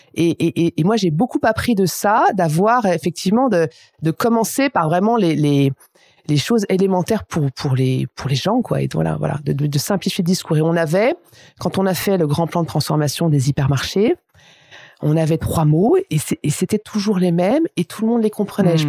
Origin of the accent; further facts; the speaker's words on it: Aÿ, Grand Est, France; je suis champenoise et j'ai grandi à Haï, qui est le premier grand cru